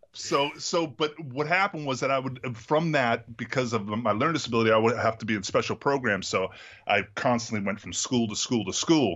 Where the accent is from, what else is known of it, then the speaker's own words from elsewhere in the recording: Massachusetts, United States; I'm from Massachusetts